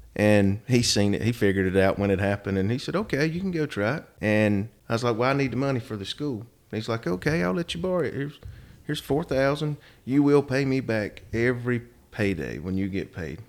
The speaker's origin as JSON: {"language": "English", "town": "Rockingham", "region": "North Carolina", "country": "United States", "tie": "born or raised there", "also_born_or_lived": "Atlanta / Cincinnati / Cumberland, Maryland", "said": "Born and raised in Rockingham, actually."}